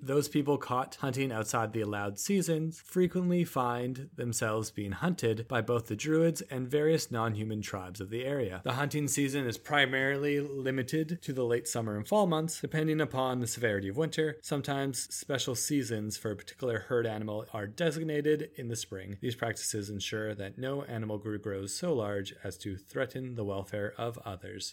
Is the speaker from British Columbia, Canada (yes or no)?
yes; Nanaimo, British Columbia, Canada; in my elementary school, uh, I lived on Nanaimo on the Vancouver Island